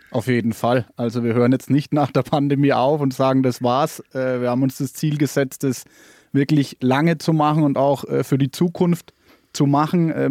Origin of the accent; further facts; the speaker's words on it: Bavaria, Germany; accent: Franconian; dass wir, dass wir definitiv Franken sind. Ich glaube, man hört es auch gut an unserem Dialekt. Ähm, das Hochdeutsch bekommt uns nicht ganz so. Und ja, wir lieben unsere Region